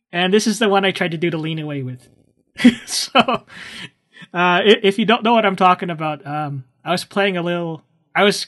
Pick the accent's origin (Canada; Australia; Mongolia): Canada; where are you from? Well, of course, I said Canada